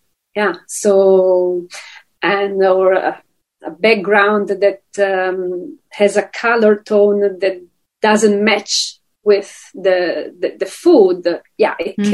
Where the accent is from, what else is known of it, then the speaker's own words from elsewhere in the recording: Italy; moved away as an adult; I grew up in this small town in the south of Italy